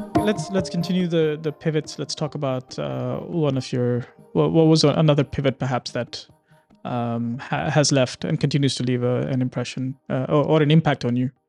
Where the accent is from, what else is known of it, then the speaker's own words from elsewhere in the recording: Dubai, United Arab Emirates; I'm Indian in terms of origin, but I grew up here